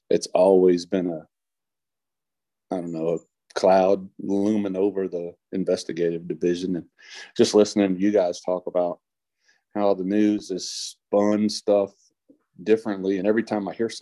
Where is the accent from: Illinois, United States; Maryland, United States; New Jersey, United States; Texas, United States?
Texas, United States; Bastrop; I am from Bastrop.